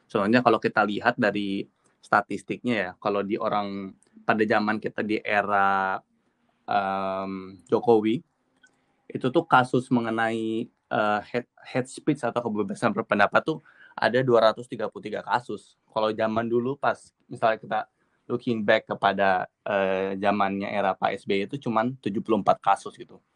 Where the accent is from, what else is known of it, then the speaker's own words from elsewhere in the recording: Bandung, West Java, Indonesia; moved away as an adult; also born or lived in Jakarta; now in London, United Kingdom; Uh, eh, gue dari Bandung sebenarnya, tapi gue ambil undergraduateku di Jakarta. Dan sekarang gue ada di London, ngambil MBA Global Business di Coventry University London.